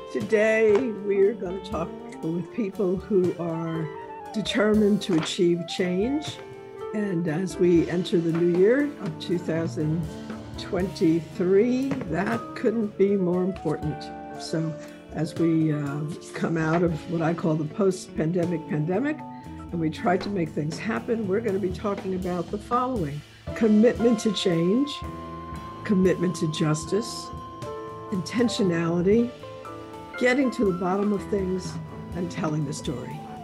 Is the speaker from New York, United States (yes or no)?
yes; New York City, New York, United States; moved away; my uh, childhood in the Bronx